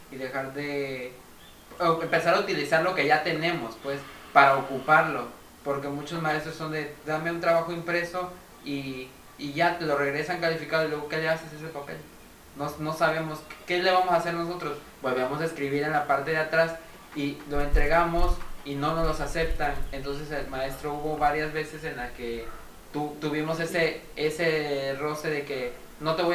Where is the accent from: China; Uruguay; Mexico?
Mexico; Veracruz; pero de mi parte como mexicano que me siento como veracruzano que soy